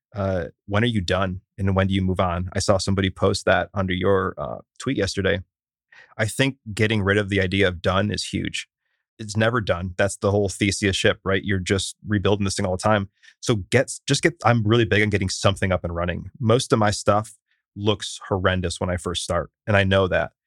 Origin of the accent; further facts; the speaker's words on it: Syracuse, New York, United States; now in Austin, United States; I'm from Syracuse, which is not large